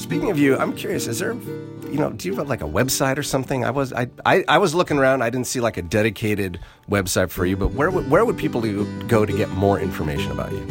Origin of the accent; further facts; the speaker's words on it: St. Helena, California, United States; Even when I was at Saint Helena Elementary and the middle school